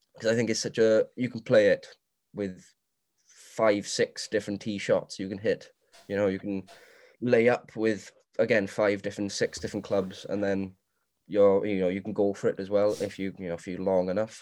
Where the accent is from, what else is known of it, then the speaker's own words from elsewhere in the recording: Swansea, Wales, United Kingdom; I am from Morriston, Swansea.